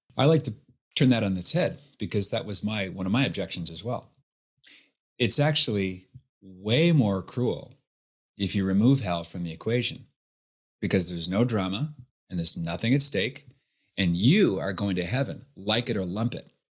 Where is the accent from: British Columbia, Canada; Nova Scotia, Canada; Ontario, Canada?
Nova Scotia, Canada; Halifax; born and raised in Halifax, Nova Scotia